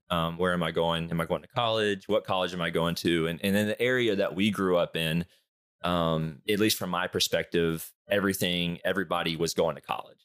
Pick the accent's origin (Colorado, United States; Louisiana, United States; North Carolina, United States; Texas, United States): North Carolina, United States; Charlotte; born and raised in Charlotte